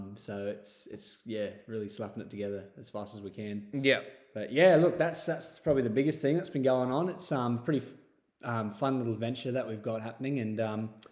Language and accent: English; Sydney, New South Wales, Australia; now in Taree, Australia; I grew up in Sydney area, just on the other side of Westmead